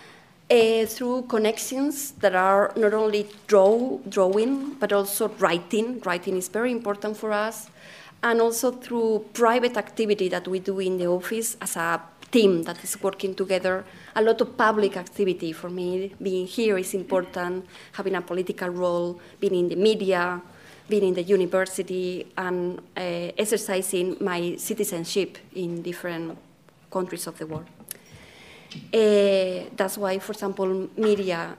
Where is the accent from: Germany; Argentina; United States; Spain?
Spain; accent: Spanish; English is a second language; now in London, United Kingdom; My Spanish accent is coming with me everywhere I go